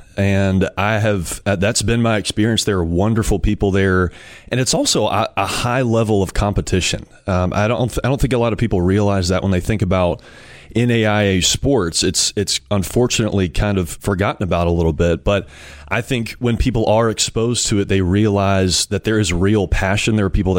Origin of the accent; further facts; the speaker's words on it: Hattiesburg, Mississippi, United States; also born or lived in Jackson, Mississippi; I'm from the Jackson area, but have grown up around Hattiesburg and went to Southern Miss.